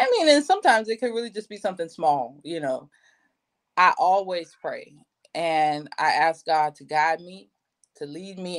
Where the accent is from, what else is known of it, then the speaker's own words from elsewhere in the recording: North Carolina, United States; moved away; also born or lived in Houston, Texas; I'm from North Carolina